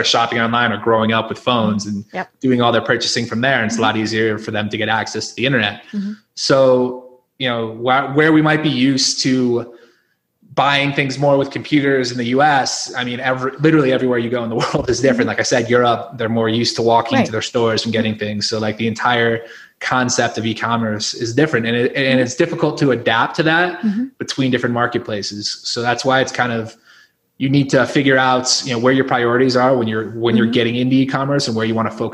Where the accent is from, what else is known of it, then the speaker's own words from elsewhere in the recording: Northeast, United States; growing up in the Northeast